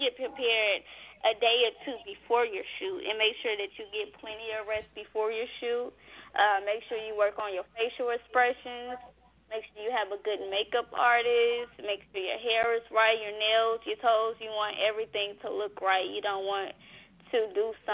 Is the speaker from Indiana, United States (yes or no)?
yes; Gary, Indiana, United States; now in Indianapolis, United States; Growing up in Gary, Indiana